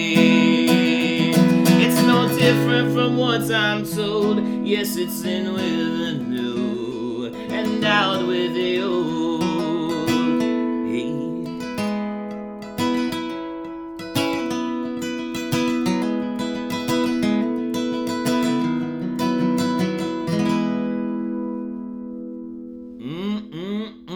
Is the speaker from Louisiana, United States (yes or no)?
no; Seattle, Washington, United States; I'm from Seattle. I live in Seattle, Washington, United States